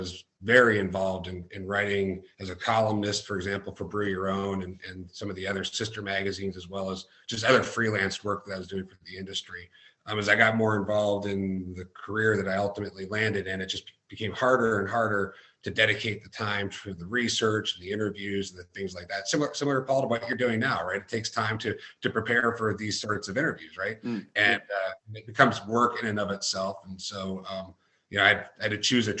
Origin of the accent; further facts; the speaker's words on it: Cleveland, Ohio, United States; I grew up in the Cleveland area